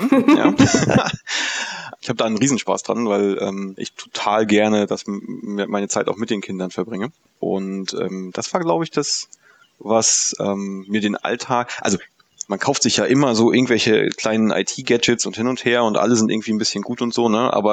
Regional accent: Mecklenburg-Vorpommern, Germany; moved away as an adult; Ursprünglich komme ich aus der Nähe von Usedom, also ganz vom Land, ähm, und bin aber fürs Studium dann in die in den Süden Deutschlands gegangen, habe ein BA-Studium in Mannheim gemacht

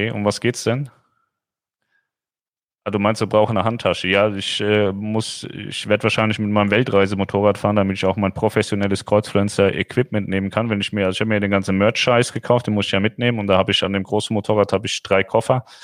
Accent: Hesse, Germany; Ich komme ja aus dem Rhein-Main-Gebiet, da gibt es Wixhausen, Darmstadt-Wixhausen.

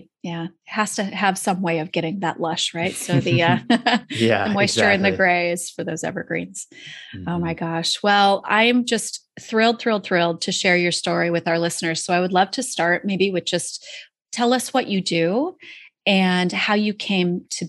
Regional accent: Seattle, Washington, United States; I grew up in Seattle.

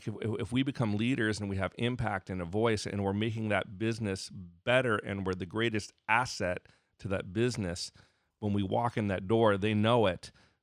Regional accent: Arizona, United States; I grew up in Arizona, so I might say …, but it's ….

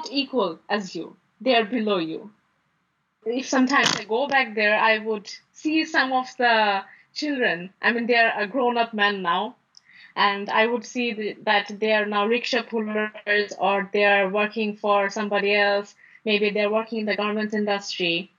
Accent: Dhaka, Dhaka Division, Bangladesh; I was born in Dhaka and I grew up here as well.

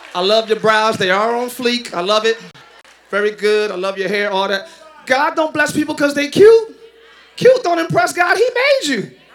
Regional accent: Philadelphia, Pennsylvania, United States; I'm from Philly

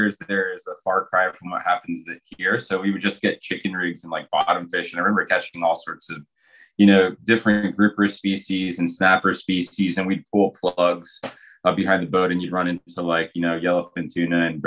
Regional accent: Morales, Izabal, Guatemala; I grew up in Guatemala in a town called Morales

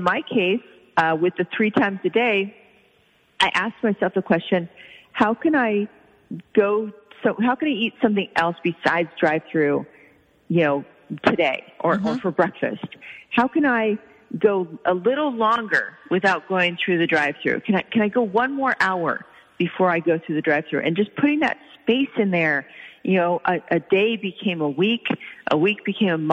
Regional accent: Oklahoma, United States; I grew up in Oklahoma

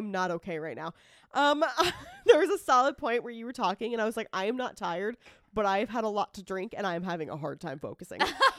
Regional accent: United States; We're American.

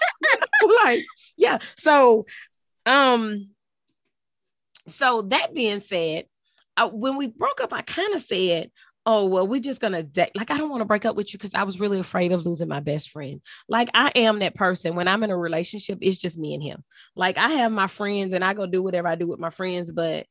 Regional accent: Texas, United States; also born or lived in Houston, Texas; now in South Carolina, United States; I live in South Carolina, but I'm originally from Texas

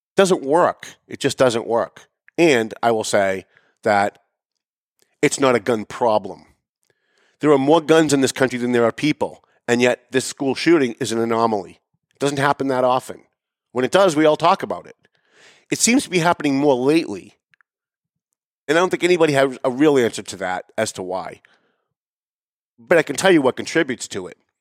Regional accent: Lawrence, United States; I grew up in Lawrence

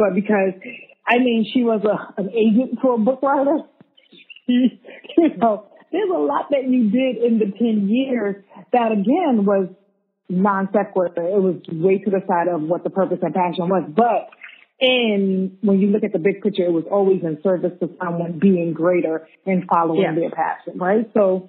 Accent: Brooklyn, New York, United States; now in Sydney, Australia; We're from Brooklyn, but hey, welcome to Sydney.

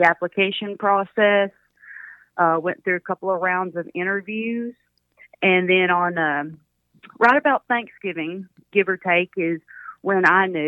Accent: Pittsburgh, Texas, United States; moved away as an adult; also born or lived in Oregon; I grew up in Pittsburgh, Texas

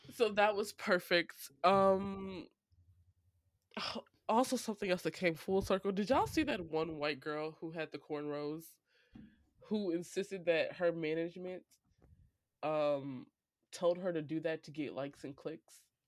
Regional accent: St. Louis, Missouri, United States; Saint Louis, my hometown

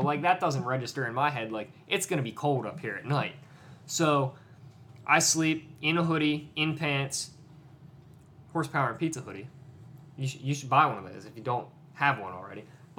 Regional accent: East Coast, United States; I'm from the East Coast. It is practically lunchtime where I'm from

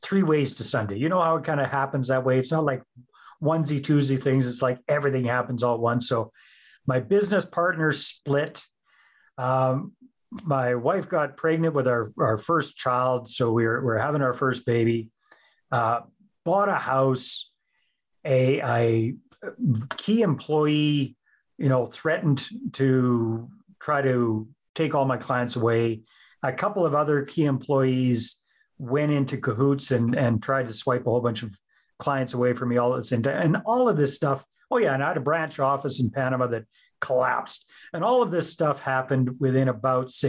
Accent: Northern British Columbia, Canada; also born or lived in San Jose, Costa Rica; now in Southern British Columbia, Canada; I'm originally from Northern British Columbia and these days live in Southern British Columbia

